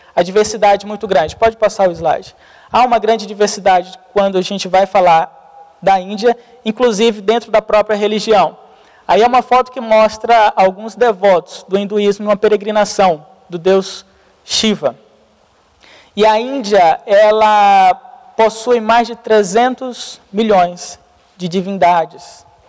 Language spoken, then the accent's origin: Portuguese; Brazil; nós, como brasileiro